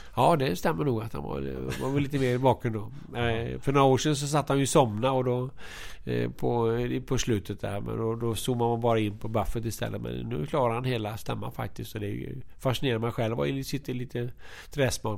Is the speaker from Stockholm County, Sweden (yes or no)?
no; Alingsås, Västra Götaland, Sweden; moved away; also born or lived in Linköping; Jag kommer från Alingsås